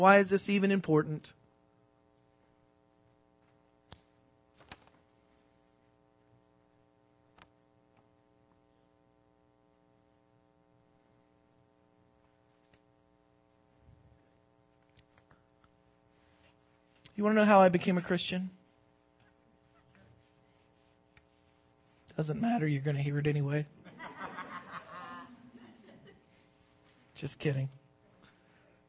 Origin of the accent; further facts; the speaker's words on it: the South, United States; I'm from the South